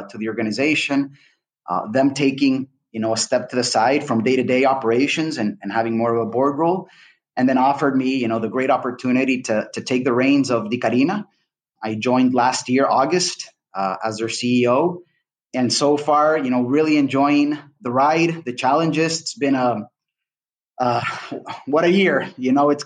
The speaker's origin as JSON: {"language": "English", "country": "Honduras", "tie": "born or raised there", "also_born_or_lived": "Washington, D.C., United States / Canada", "moved": "as an adult", "lives_now": "Panama City, Panama", "said": "I'm originally from Honduras. That's where I was born and raised"}